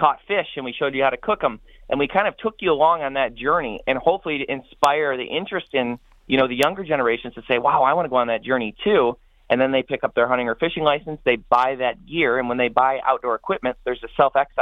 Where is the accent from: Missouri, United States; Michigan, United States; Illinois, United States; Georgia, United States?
Michigan, United States; Madison Heights; I grew up in Madison Heights, Michigan